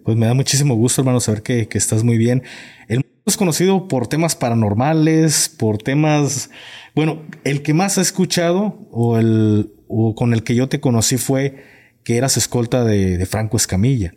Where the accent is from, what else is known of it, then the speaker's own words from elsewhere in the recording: Jalisco, Mexico; yo vengo de Jalisco